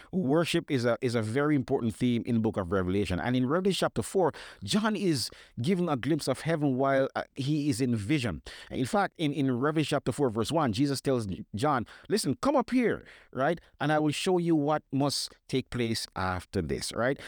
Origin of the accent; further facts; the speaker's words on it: Jamaica; growing up in Jamaica, my parents, and I thank God for them every day, ensured that my sisters and I attended church regularly.